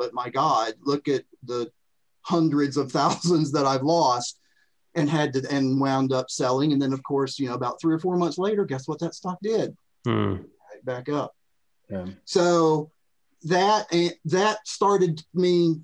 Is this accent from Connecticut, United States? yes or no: no; Florida, United States; moved away as an adult; now in Tennessee, United States; I'm from Florida